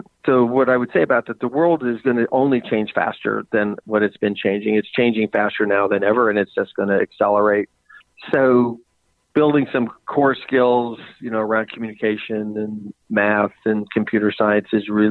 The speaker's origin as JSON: {"language": "English", "town": "Spokane", "region": "Washington", "country": "United States", "tie": "born or raised there", "said": "I grew up on 3.5 acres with a little Spokane River running in front of my house"}